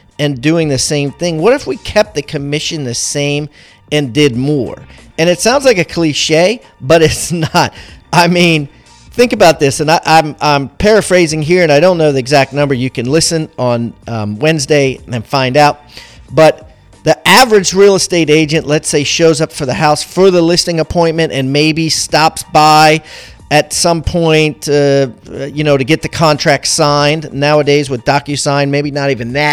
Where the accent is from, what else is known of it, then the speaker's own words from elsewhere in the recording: Maryland, United States; moved away; I'm originally from Maryland